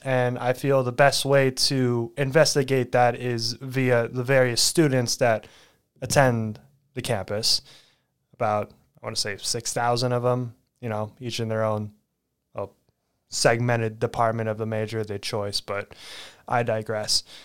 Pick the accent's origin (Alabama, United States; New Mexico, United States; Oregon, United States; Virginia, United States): Oregon, United States; McMinnville; moved away as an adult; also born or lived in Salem, Oregon; I was born and raised there